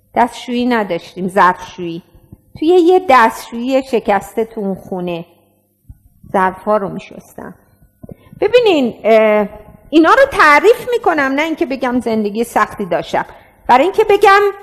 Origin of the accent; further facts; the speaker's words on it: Iran; also born or lived in France / Gilan / Rasht / Talesh; مهم نیست کجاش زندگی میکنم ولی مهم اینه که ایرانیم